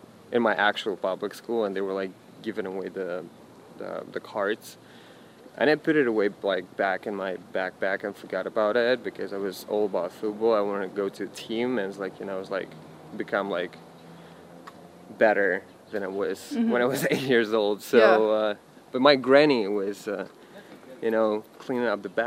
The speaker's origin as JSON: {"language": "English", "town": "Engels", "region": "Saratov Oblast", "country": "Russia", "tie": "born or raised there", "moved": "as an adult", "said": "I was born in Engels, Russia, and I actually grew up there."}